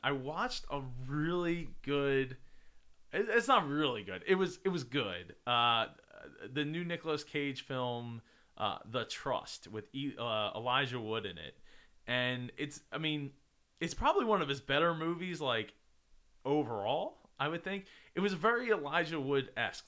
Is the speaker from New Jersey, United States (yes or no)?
yes; New Jersey, United States